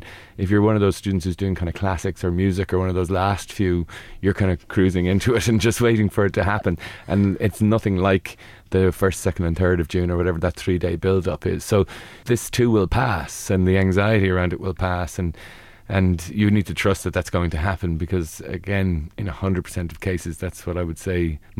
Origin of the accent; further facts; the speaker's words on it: Ireland; we can be really impressive, especially as Irish people.